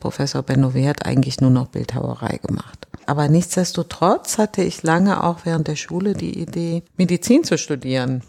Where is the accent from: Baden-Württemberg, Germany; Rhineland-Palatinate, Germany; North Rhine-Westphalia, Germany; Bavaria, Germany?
North Rhine-Westphalia, Germany; also born or lived in Düsseldorf / Düren; now in Berlin, Germany; ich bin tatsächlich im Rheinland groß geworden. In Düsseldorf zuerst, dann in Düren